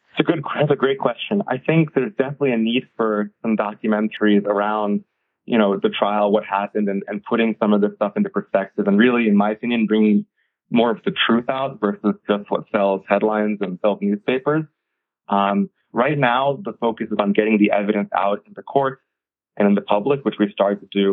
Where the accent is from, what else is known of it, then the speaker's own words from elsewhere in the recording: United States; I'm the first generation American. My family's, uh, you know, we're an Indian family